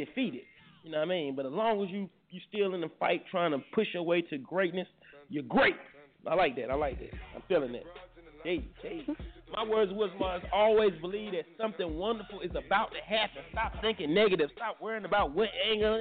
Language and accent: English; Durham, North Carolina, United States; I'm from Bull City and to rep Bull City